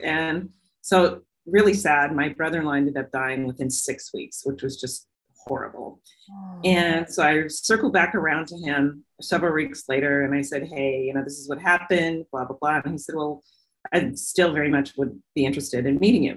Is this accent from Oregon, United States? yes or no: yes; Portland, Oregon, United States; I grew up here in the Northwest in Portland, Oregon